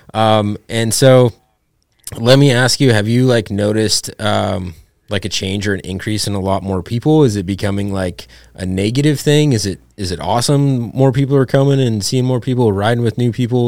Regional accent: Ovando, Montana, United States; now in Oregon, United States; I grew up in Ovando

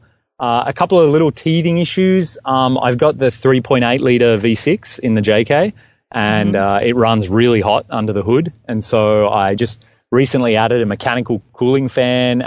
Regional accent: Australia; accent: Australian; moved away as an adult; now in Canada; I'm originally from Australia. You might have guessed from the accent. I'm from the deep south.

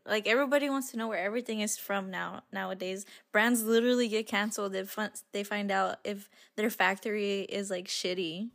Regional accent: Arizona, United States; we're from Arizona.

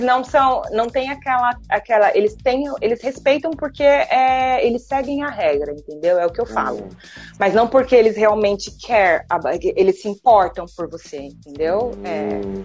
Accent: Brazil; moved away as an adult; also born or lived in London; Eu sou do Brasil, eu tenho o meu sotaque, eu vou falar com o meu sotaque

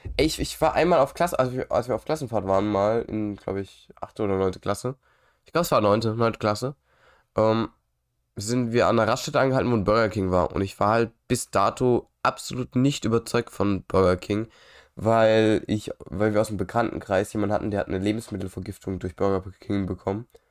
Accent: Germany; Ich bin ja auch Deutscher.

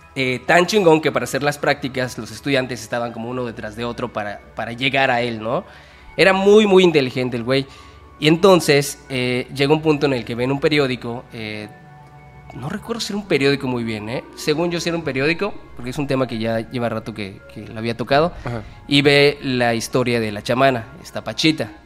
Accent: Yucatán, Mexico; somos de Yucatán

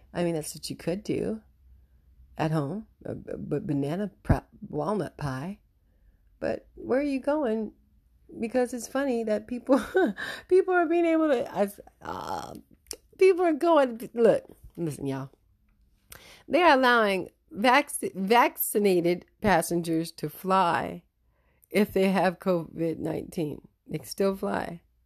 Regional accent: United States; being an American

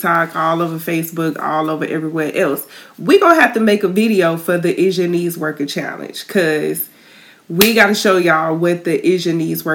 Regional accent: Tallahassee, Florida, United States; moved away; my hometown, Tallahassee

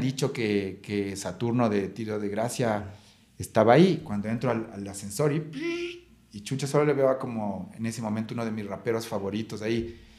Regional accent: Ecuador; nosotros como ecuatorianos

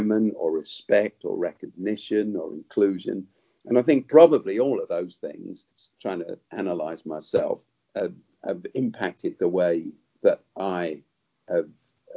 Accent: London, United Kingdom; But I grew up in South London, where I still live

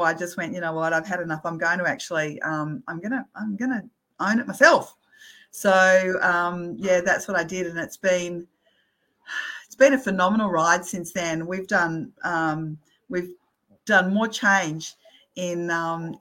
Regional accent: Australia; being Australian

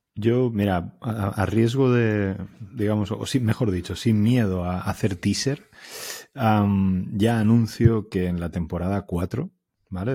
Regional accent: Alicante, Valencian Community, Spain; moved away as an adult; also born or lived in Elche; now in Barcelona, Spain; yo soy alicantino

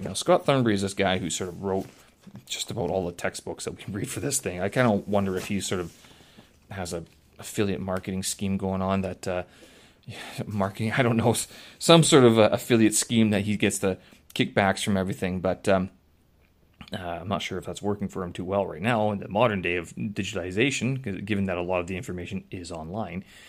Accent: Canada; now in China; I'm Canadian.

